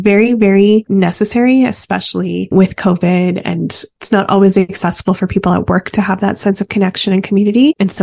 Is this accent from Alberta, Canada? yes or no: yes; Calgary, Alberta, Canada; moved away as an adult; also born or lived in Vancouver; growing up in Calgary